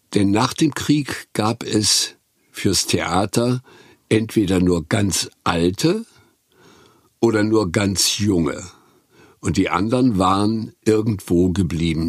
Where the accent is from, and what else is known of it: Güstrow, Mecklenburg-Vorpommern, Germany; born or raised there